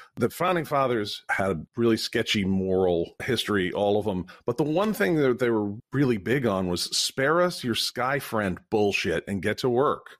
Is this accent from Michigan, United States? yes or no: no; Vermont, United States; I'm from Vermont